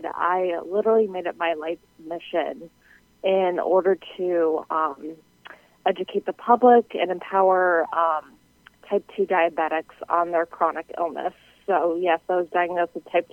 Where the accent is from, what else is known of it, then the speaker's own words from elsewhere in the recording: New England, United States; I am from the New England area